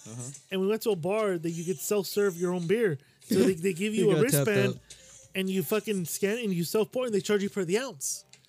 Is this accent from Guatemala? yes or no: yes; Guatemala; now in United States; I'm not Mexican, bro. I'm Guatemalan.